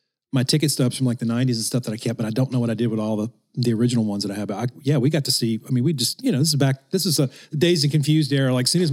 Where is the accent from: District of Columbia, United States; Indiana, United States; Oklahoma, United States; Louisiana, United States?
Louisiana, United States; Baton Rouge; moved away as an adult; I grew up in Baton Rouge, Louisiana